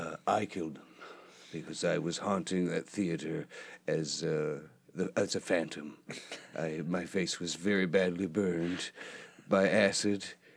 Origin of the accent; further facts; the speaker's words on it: London, Ontario, Canada; You see, I'm from London. London, Ontario.